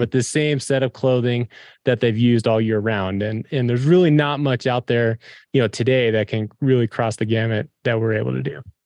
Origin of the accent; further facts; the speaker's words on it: Front Range, Colorado, United States; grew up, we grew up in the Front Range